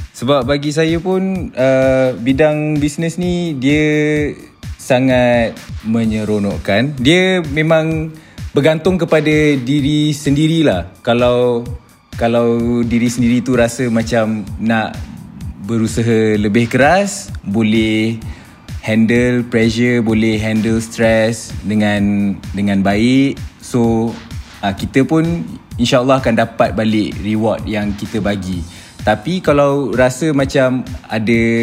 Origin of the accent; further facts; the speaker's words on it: Shah Alam, Selangor, Malaysia; Saya asal dari Shah Alam sama dengan semua founder Brutani juga.